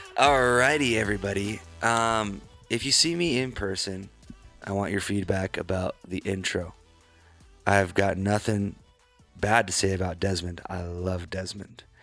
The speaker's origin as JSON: {"language": "English", "town": "Glenwood", "country": "United States", "tie": "born or raised there", "said": "my hometown"}